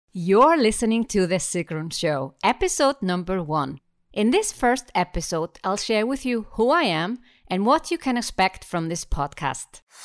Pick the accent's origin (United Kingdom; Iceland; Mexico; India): Iceland; I'm from Iceland, an island in the middle of the Atlantic Ocean.